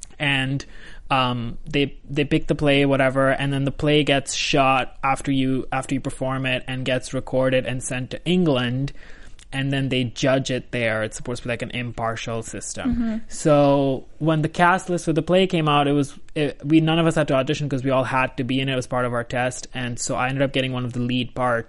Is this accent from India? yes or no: yes; New Delhi, Delhi, India; moved away as an adult; now in United States; I was born in India, New Delhi. Shocking. Shocking. How did I survive? I lived there for 18 years.